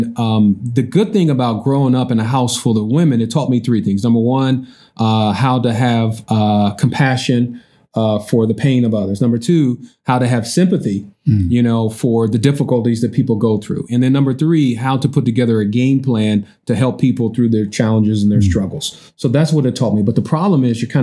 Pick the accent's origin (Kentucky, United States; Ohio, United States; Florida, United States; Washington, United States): Ohio, United States; Columbus; I grew up in Sullivan Gardens, which is considered the roughest, the toughest, the baddest, the meanest, the most dangerous housing project.